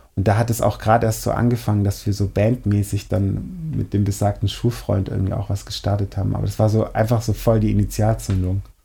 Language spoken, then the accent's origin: German; Schorndorf, Baden-Württemberg, Germany; ich komme nicht direkt aus Schorndorf, sondern aus so einem Teilort mit irgendwie 2000 Einwohnern